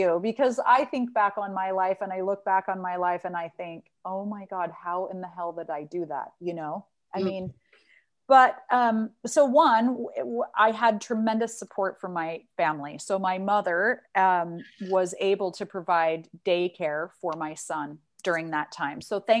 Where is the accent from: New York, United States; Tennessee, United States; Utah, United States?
Utah, United States; Salt Lake City; moved away as an adult; now in Amsterdam, Netherlands; growing up in Salt Lake City, it's a very religious community.